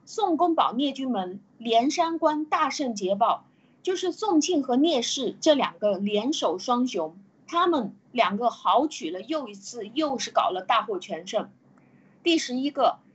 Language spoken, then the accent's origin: Chinese; China; 我们中国人一直接受的都是一种民族主义教育